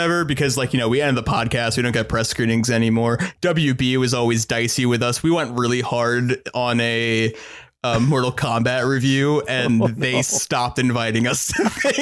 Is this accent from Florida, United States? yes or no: no; Sag Harbor, New York, United States; My hometown, Sag Harbor on Long Island, in my childhood home